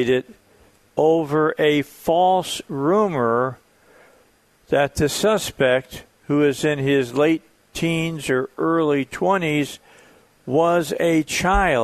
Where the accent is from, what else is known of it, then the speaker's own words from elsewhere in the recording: Chicago, Illinois, United States; moved away; I grew up in Chicago or right outside of Chicago